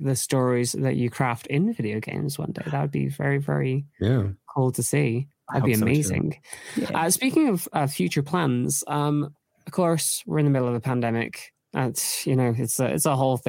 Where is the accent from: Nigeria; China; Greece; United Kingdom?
United Kingdom; I'm British